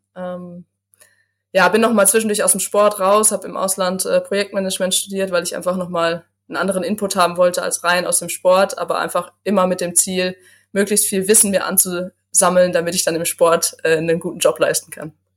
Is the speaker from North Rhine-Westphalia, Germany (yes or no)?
yes; Gevelsberg, North Rhine-Westphalia, Germany; FC Silschede, ein äh, Fußballverein aus meiner Heimatstadt